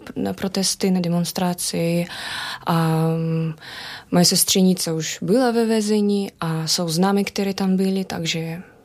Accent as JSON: {"language": "Czech", "country": "Belarus", "second_language": "Czech", "moved": "yes", "lives_now": "Czech Republic", "said": "odkud jsem, říkal jsem z Běloruska"}